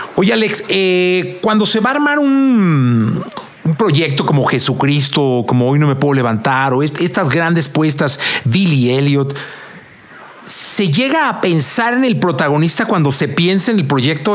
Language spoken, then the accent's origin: Spanish; Guadalajara, Jalisco, Mexico; now in Mexico City, Mexico; yo vengo de Guadalajara, ¿no? Eh, tengo aquí como 26 años, pero vengo de Guadalajara.